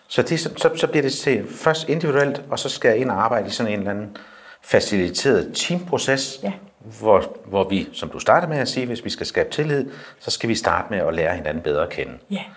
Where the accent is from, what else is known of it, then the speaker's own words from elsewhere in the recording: Skødstrup, Central Denmark Region, Denmark; Nu kommer jeg selv fra Skødstrup